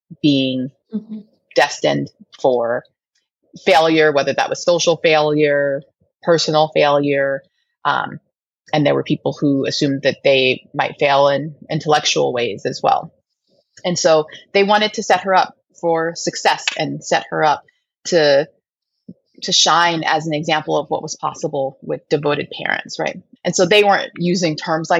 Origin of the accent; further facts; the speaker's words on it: Denver, Colorado, United States; raised in Denver.